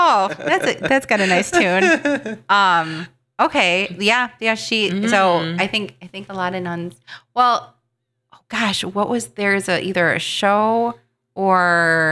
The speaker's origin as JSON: {"language": "English", "town": "Matteson", "region": "Illinois", "country": "United States", "tie": "born or raised there", "said": "I grew up in the South suburbs"}